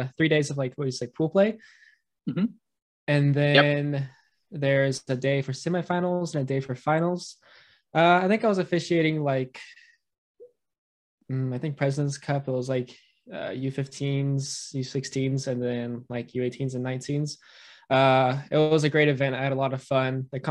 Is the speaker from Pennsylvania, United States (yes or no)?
no; Lee's Summit, Missouri, United States; I am from Lee Summit, Missouri